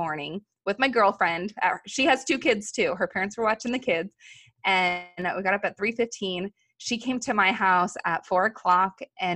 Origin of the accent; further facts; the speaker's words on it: Los Angeles, California, United States; we grew up in Los Angeles around airplanes